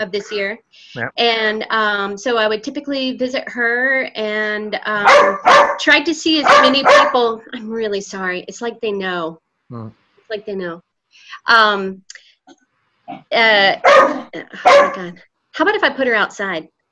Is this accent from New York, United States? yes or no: no; Winston-Salem, North Carolina, United States; moved away as an adult; also born or lived in Imperial Beach, California; now in Oakland, United States; I was born in Imperial Beach, California, and lived there uh, about three years. My parents split up, and her, my mom's parents lived in Winston-Salem.